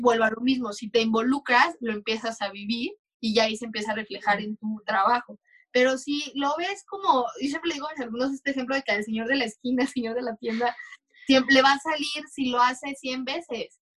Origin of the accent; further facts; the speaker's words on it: Mexico; como mexicanos